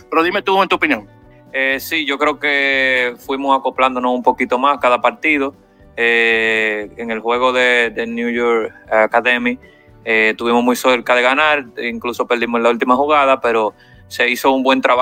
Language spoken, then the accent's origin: Spanish; Chile; now in United States; Soy de Chile.